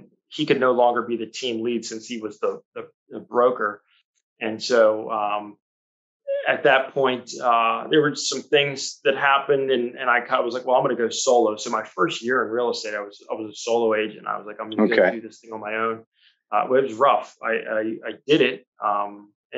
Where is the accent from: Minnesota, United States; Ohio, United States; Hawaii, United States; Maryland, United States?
Maryland, United States; Annapolis; I grew up here in Annapolis